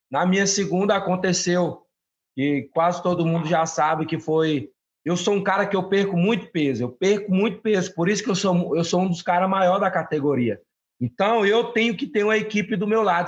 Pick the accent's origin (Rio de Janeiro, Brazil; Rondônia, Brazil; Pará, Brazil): Pará, Brazil; moved away; o meu estado, né? O meu, o meu, de onde eu venho